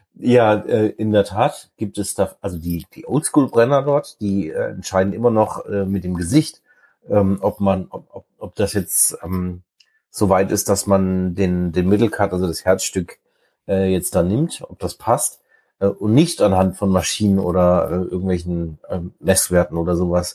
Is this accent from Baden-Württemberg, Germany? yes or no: yes; Black Forest, Baden-Württemberg, Germany; moved away as an adult; now in near Lüneburg, Germany; ich bin halt aus dem Schwarzwald